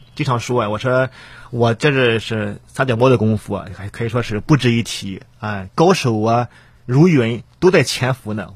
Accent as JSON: {"language": "Chinese", "town": "Rizhao", "region": "Shandong", "country": "China", "tie": "born or raised there", "said": "我呢也是多么一个，呃，地地道道、土生土长的山东人啊"}